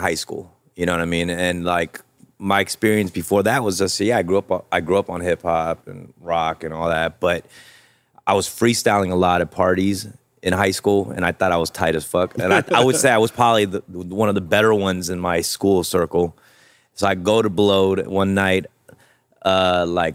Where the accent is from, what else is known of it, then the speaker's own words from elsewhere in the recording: Los Angeles, California, United States; also born or lived in Buenos Aires, Argentina; I'm LA. I feel I'm super LA more than anything.